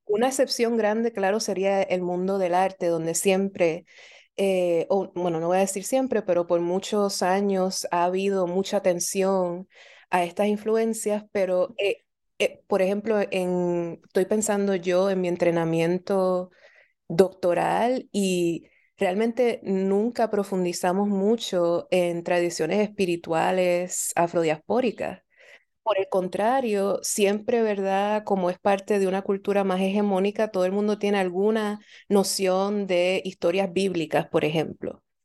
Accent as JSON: {"language": "Spanish", "country": "Puerto Rico", "tie": "born or raised there", "moved": "yes", "lives_now": "Philadelphia, United States", "said": "yo nací y crecí en Puerto Rico"}